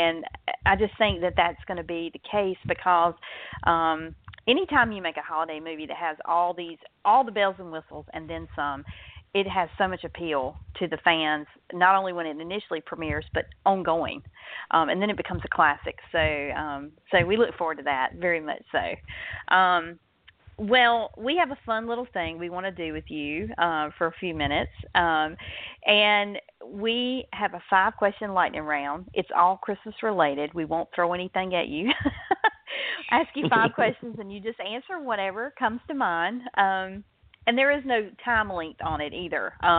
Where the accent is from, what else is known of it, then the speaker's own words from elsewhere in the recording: the South, United States; I'm from the South, so I'm right in the heart of comfort food country.